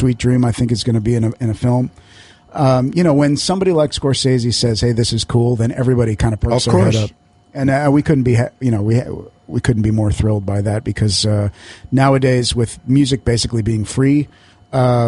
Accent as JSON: {"language": "English", "town": "Las Vegas", "region": "Nevada", "country": "United States", "tie": "born or raised there", "moved": "yes", "said": "I'm from Vegas, but after about 2 years, I'd had enough. I had to get out of there. you know, I love it out there. It's my hometown"}